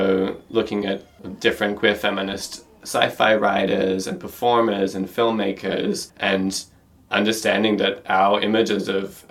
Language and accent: English; Australia; now in Berlin, Germany; I'm an Australian artist based in Berlin